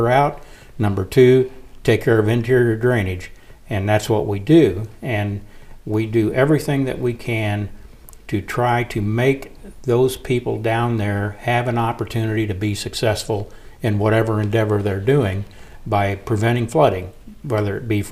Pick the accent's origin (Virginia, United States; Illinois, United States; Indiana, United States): Illinois, United States; Hull; moved away as an adult; also born or lived in Quincy, Illinois; I grew up in Hull. I'm from Hull. Yeah. I'm from Pike County